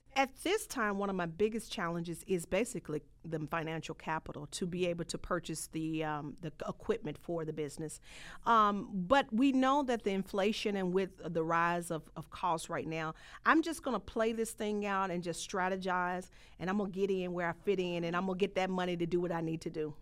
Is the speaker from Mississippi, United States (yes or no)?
yes; Holly Springs, Mississippi, United States; moved away; I come from a rural area. I'm a country girl. I come from Mississippi, Hollis Springs